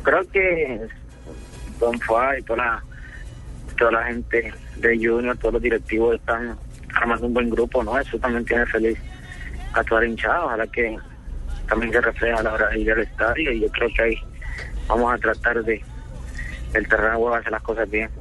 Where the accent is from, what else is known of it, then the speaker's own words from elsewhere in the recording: Palmar de Varela, Atlántico, Colombia; also born or lived in Cali; now in Barranquilla, Colombia; la gente de mi pueblo